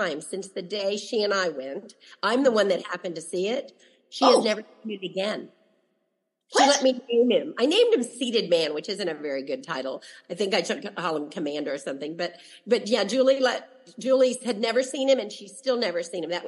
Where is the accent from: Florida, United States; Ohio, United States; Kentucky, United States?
Ohio, United States; Dayton; I'm from Dayton, Ohio, and I had been there as a child